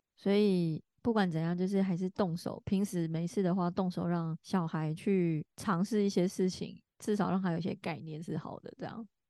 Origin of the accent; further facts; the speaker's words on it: Taichung, Taiwan; 我是台中人啊